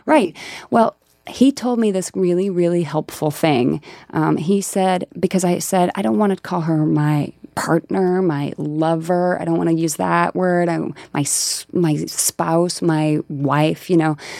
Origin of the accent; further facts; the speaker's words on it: rural Colorado, United States; moved away; I am from Colorado, and there's a really rural, you know, part of Colorado that I'm from